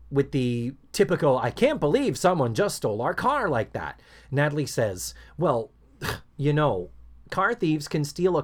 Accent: Brockton, Massachusetts, United States; I remember seeing the ads for the Skyview Drive-In on South Main Street in Brockton, Mass., my hometown.

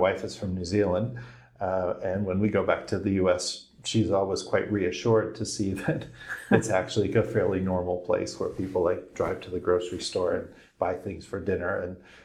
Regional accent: United States; moved away as an adult; also born or lived in Hong Kong; now in Asia; I've lived overseas a long time, but I'm also an American

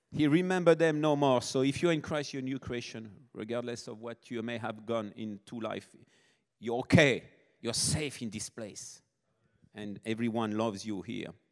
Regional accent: Nice, Provence-Alpes-Côte d'Azur, France; moved away; South of France, born and raised in France. Niece is my hometown

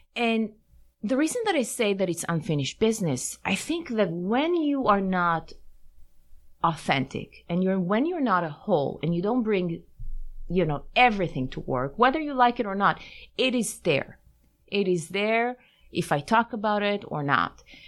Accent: Tel Aviv, Tel Aviv District, Israel; moved away; also born or lived in Paris, France; I grew up in Tel Aviv in mm-hmm. in Israel

